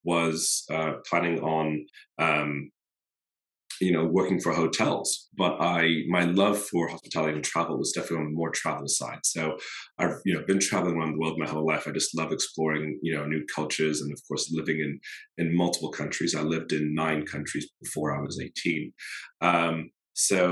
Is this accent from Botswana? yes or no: yes; Botswana; now in New York City, United States; I am from Botswana in the States, but based here in New York City.